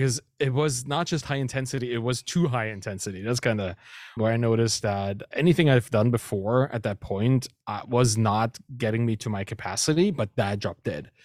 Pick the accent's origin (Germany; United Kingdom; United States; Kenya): Germany; Dresden, Saxony; first language German; English is a second language; moved away as an adult; also born or lived in Berlin, Germany / Canada; I moved to Berlin from Dresden, my hometown, in Saxony, in Germany.